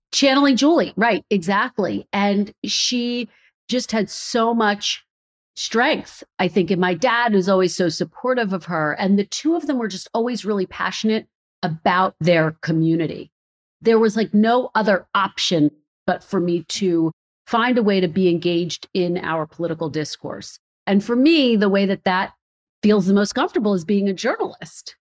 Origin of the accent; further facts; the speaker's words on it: Philadelphia, Pennsylvania, United States; moved away as an adult; also born or lived in Redding, California / Providence, Rhode Island / Burbank, California; now in Washington, D.C., United States; Philadelphia, my hometown.